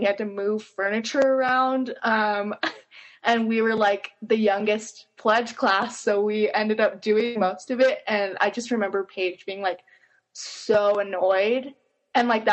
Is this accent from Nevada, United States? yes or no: yes; Henderson, Nevada, United States; moved away as an adult; now in Utah, United States; I'm originally from Henderson, Nevada, and then moved here for college